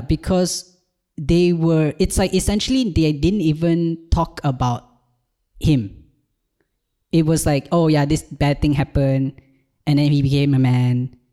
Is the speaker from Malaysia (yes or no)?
yes; Malaysia; moved away as an adult; also born or lived in Ireland; now in Malta; I'm from Malaysia, and I did a brief stint in Ireland in twenty twenty-two, but now I live in Malta